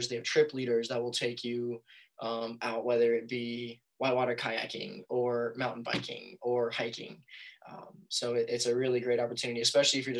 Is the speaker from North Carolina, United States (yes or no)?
yes; North Carolina, United States; I grew up in North Carolina